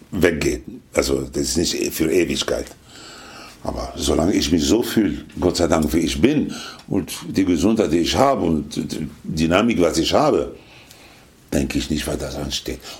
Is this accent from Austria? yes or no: no; Lebanon; German is a second language; also born or lived in Tunisia / Italy; Aufgewachsen, in Tunesien geboren. In, ja, in Tunesien geboren. Aufgewachsen im Libanon, in Italien der, und in Kuba war ich erst 1982.